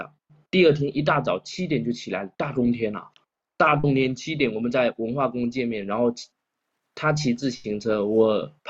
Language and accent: Chinese; Xiamen, Fujian, China; now in Quanzhou, China; 为什么我要从厦门过来做一件也不赚钱的事情